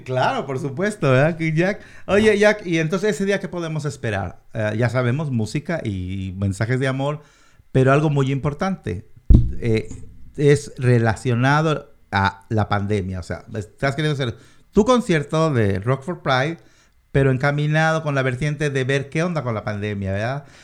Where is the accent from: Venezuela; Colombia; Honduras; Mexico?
Mexico; now in Washington, United States; yo soy mexicano nací en México, mi familia entera es mexicana